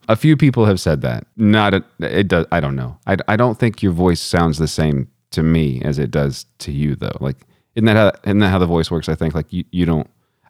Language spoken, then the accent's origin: English; Texas, United States; accent: Texan; my accent, like the words just come out like I'm from Texas.